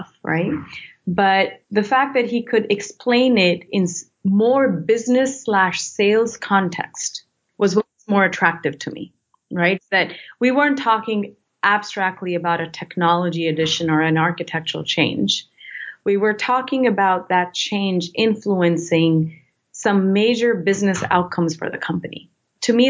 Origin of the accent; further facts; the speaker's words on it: India; moved away; I come from India and, you know, culturally authority is what you look up to.